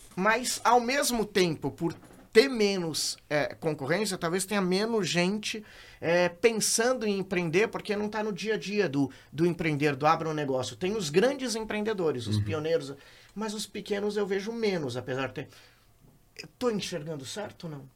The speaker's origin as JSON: {"language": "Portuguese", "region": "São Paulo", "country": "Brazil", "moved": "yes", "lives_now": "Sinop, Brazil", "said": "Eu sou de São Paulo, sempre morei em prédio"}